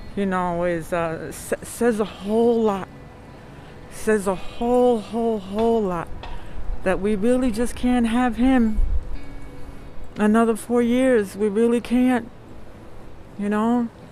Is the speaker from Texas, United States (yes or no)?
no; New York, United States; now in Amherst, United States; I'm originally from New York.